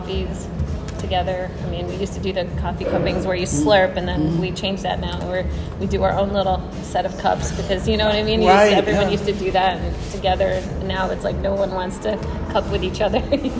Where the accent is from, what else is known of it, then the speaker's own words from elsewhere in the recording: New Jersey, United States; I grew up in New Jersey